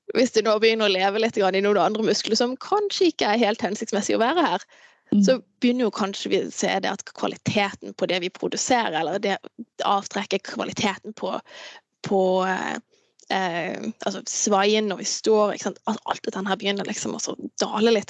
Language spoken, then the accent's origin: Norwegian; Farsund, Agder, Norway; also born or lived in Andenes; now in Tromsø, Norway; Jeg kommer jo opprinnelig fra, fra Farsund